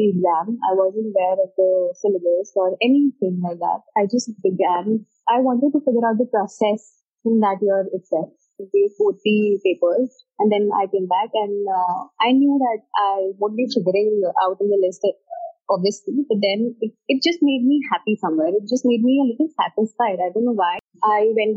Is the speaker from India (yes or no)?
yes; Agra, Uttar Pradesh, India; also born or lived in Delhi; I belong to Agra and I'm presently posted also in my hometown, Agra. So, I did my schooling from Agra itself